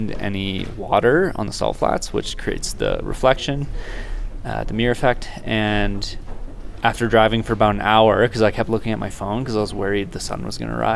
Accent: Petawawa, Ontario, Canada; moved away as an adult; also born or lived in Kingston, Ontario; I grew up in Petawawa, Ontario, and went through high school there

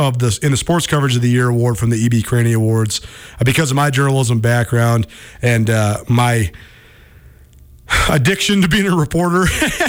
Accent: Missoula, Montana, United States; It's great growing up in Montana. That's why we love living back here. I'm so happy to be back in my hometown

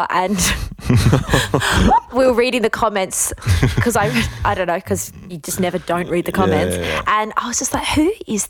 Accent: Wales, United Kingdom; moved away; I wasn't, but I grew up in Wales.

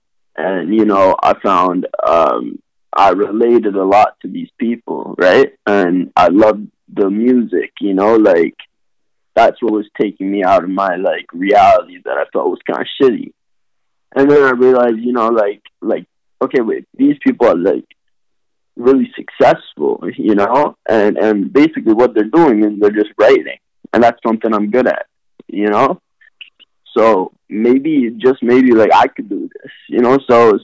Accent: Montreal, Quebec, Canada; also born or lived in Burlington, Vermont; So I was born in Vermont, Burlington, Vermont. Just through my dad's work and stuff, I moved to Montreal. So I also grew up in Montreal

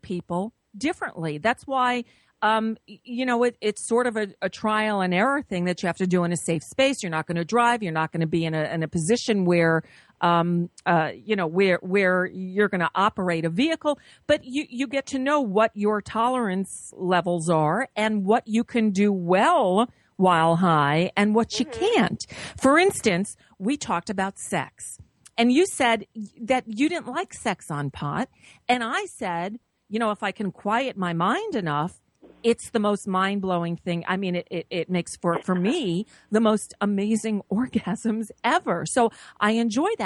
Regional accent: South Florida, United States; moved away; As a kid of the 70s in South Florida

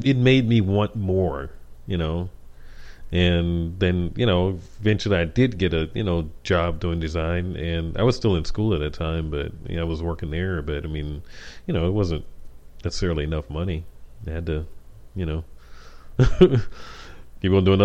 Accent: New York City, New York, United States; I'm from Harlem

